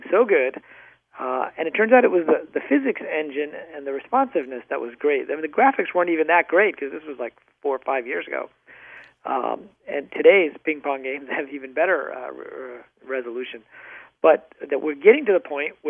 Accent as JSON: {"language": "English", "region": "Michigan", "country": "United States", "tie": "born or raised there", "also_born_or_lived": "Pakistan / North Dakota", "said": "I grew up mostly in the Midwest, in Michigan and, of all places, North Dakota"}